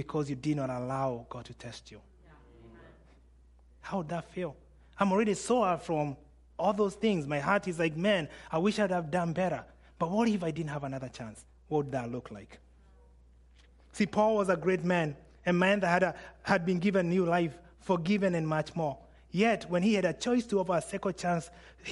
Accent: Kenya; I'm Kenyan

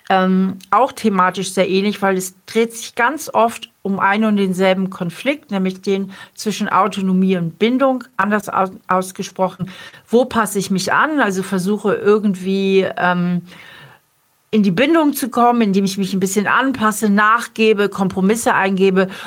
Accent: Hamburg, Germany; now in Trier, Germany; Ja, es ist halt meine alte Heimat.

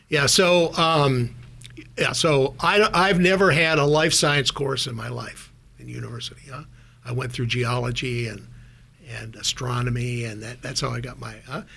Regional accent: Minot, North Dakota, United States; moved away as an adult; also born or lived in Minnesota; now in Silicon Valley, United States; I grew up in Minot, North Dakota, a town of about, at the time, 25, 30,000 people.

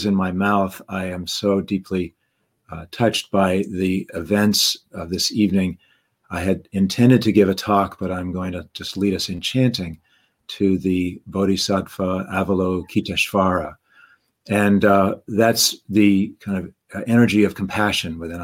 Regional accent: Massachusetts, United States; now in Connecticut, United States; I grew up in Massachusetts and now live in Connecticut.

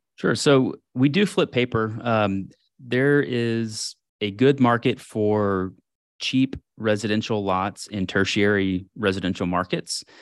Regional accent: Houston, Texas, United States; moved away as an adult; I was born in Houston, grew up there, family there.

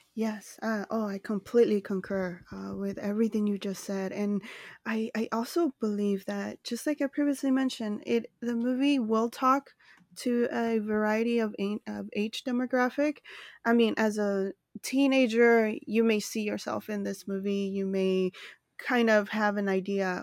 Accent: Los Angeles, California, United States; I reside in Los Angeles, California, which is also my hometown

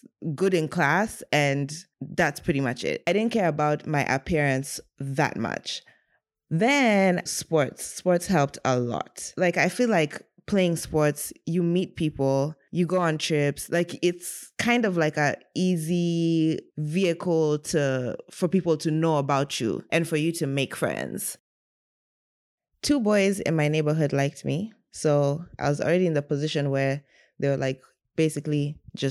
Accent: Kenya; I was born and raised in Kenya, the only girl

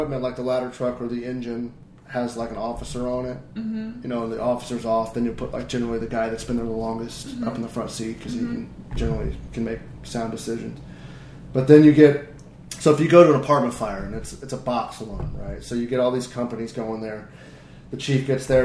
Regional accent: Indiana, United States; I was from Indiana, right? So I was in the middle of the farm fields

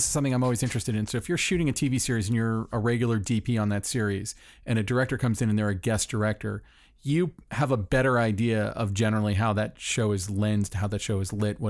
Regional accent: Orlando, Florida, United States; moved away as an adult; now in Los Angeles, United States; Not trying to trash my hometown

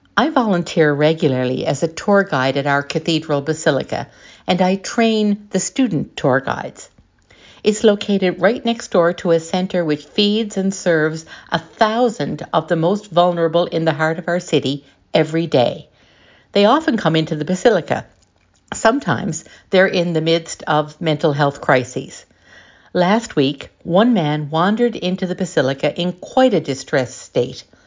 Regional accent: St. John's, Newfoundland and Labrador, Canada; I come from Saint John's in Newfoundland and Labrador in Canada

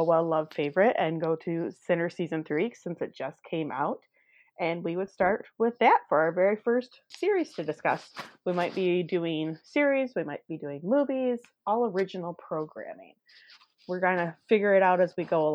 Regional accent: Michigan, United States; I am from Michigan, very rural part of Michigan

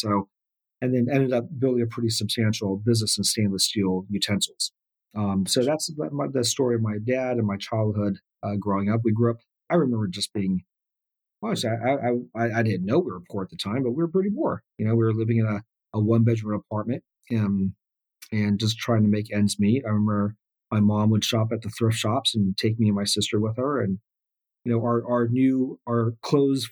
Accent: Laguna Hills, California, United States; also born or lived in South Korea / Huntington Beach, California; I was born in South Korea, but came out here with my parents when I was just a kid. Grew up in Orange County, California, in an area called Laguna Hills, and then eventually Huntington Beach.

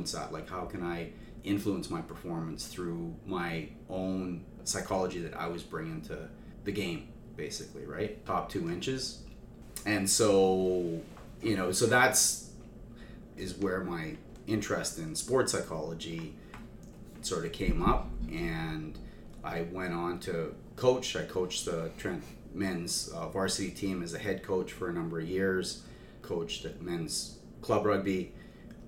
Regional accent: Saskatchewan, Canada; I grew up in Saskatchewan

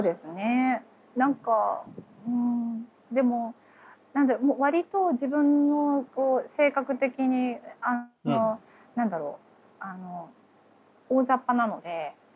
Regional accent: Oita, Japan; now in United States; 出身は大分県です。

